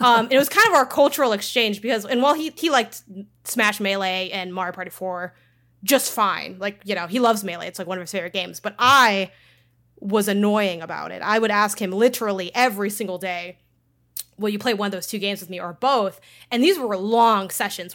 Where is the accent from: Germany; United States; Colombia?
United States; Chicago, Illinois; I grew up in Chicago and I went to school on the north side, like, downtown-ish, and I lived in the south side